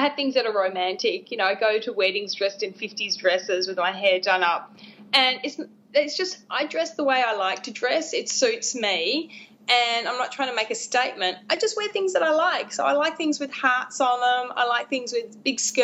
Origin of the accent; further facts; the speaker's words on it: Australia; I'm an Australian romance author.